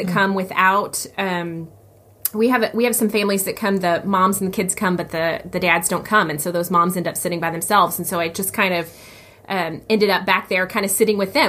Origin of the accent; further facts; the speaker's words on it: the South, United States; moved away; I did not grow up in church, but I grew up in the South